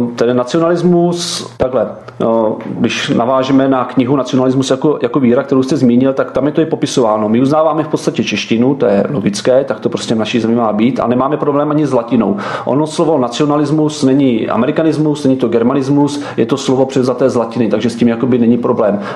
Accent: Czechia; my jsme hrdí na to, že jsme Češi

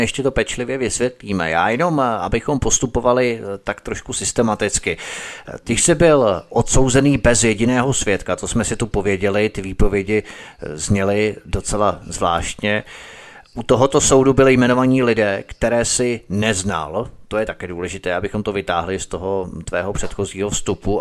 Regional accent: Czechia; my, rodilí Češi

